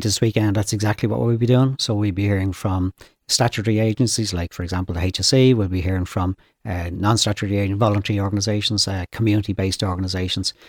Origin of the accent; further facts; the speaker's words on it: Dublin, Leinster, Ireland; I grew up in Finglas, uh, North Dublin, Finglas West